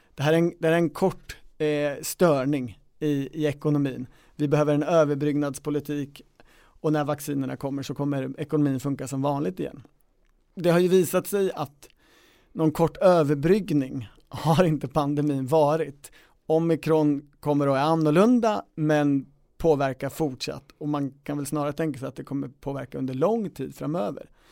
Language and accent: Swedish; Kisa, Östergötland, Sweden; när jag lunchade med Torgny Lindgren på Värdshuset hemma i Kisa